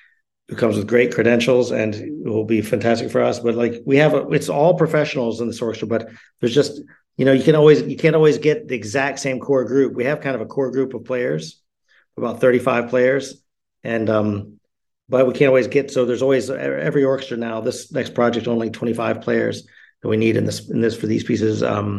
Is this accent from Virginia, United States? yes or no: no; Houston, Texas, United States; also born or lived in New York; now in Germany; Well, it's what's fun about it for me as an American. I'm from Houston and New York. I grew up kind of both.